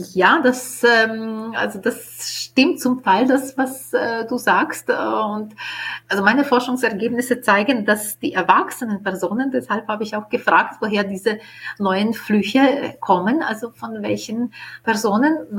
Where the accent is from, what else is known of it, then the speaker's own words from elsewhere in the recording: Ukraine; first language Ukrainian; German is a second language; moved away as an adult; now in Vienna, Austria; in meinem Heimatland in der Ukraine